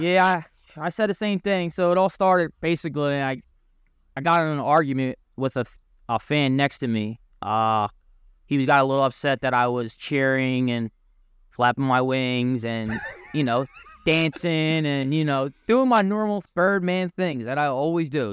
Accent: Philadelphia, Pennsylvania, United States; moved away as an adult; now in New Jersey, United States; I'm from Philadelphia, um, Port Richmond area, um, area, the neighborhood uh, in Philly. Um, so um, basically, you know, I went to high school in, at Roman Catholic High School, uh, Philly native, born and raised

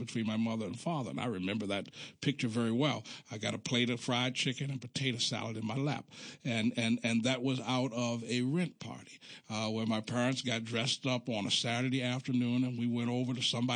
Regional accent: Baltimore, Maryland, United States; I'm from Baltimore, even though we on my block, there was always a communal aspect

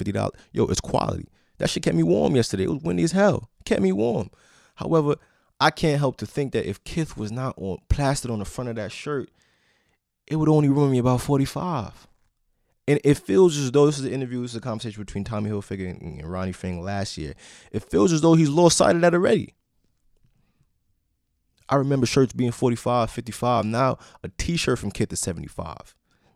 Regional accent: New York City, New York, United States; I am from New York City

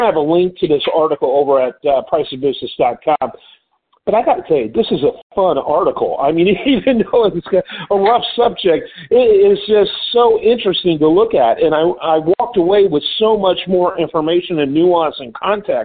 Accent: Detroit, Michigan, United States; I grew up in the Detroit area

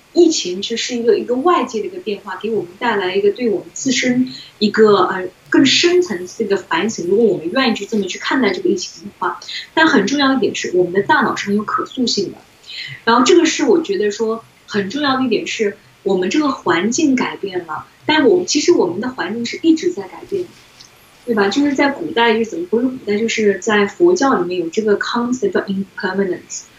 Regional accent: China; 作为中国人

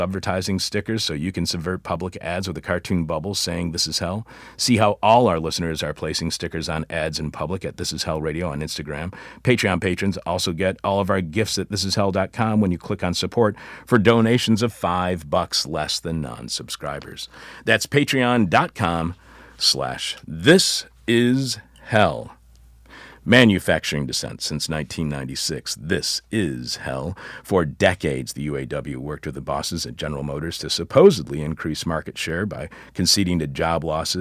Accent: Michigan, United States; moved away; That's my home state

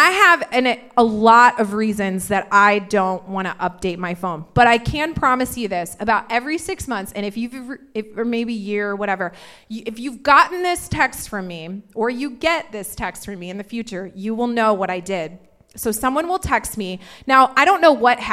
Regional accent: Indiana, United States; I'm from Indiana, but I like to pretend I'm from California.

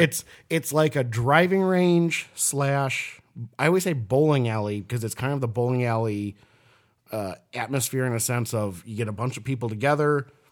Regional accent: Minnesota, United States; I was born in Minnesota

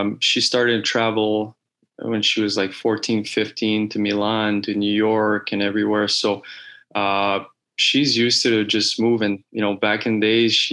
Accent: Laval, Quebec, Canada; moved away; I was born in Laval.

